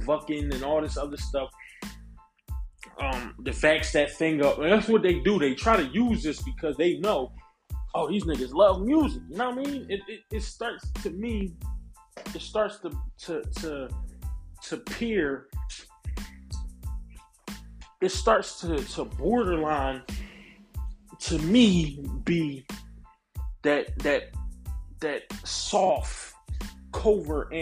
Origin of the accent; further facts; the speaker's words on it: United States; I am a foundational black American. I am a descendant of American chattel slavery